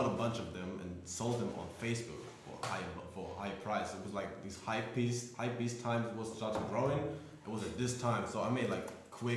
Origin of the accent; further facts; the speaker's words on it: Frankfurt, Hesse, Germany; my hometown of Frankfurt.